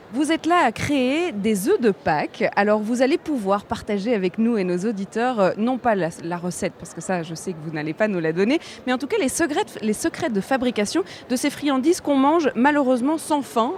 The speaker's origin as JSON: {"language": "French", "country": "Belgium", "said": "on est belge"}